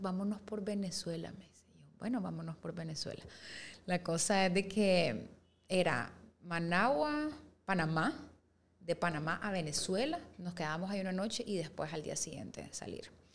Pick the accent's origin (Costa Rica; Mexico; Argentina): Costa Rica; moved away; yo nací en Costa Rica y nosotros vivíamos allá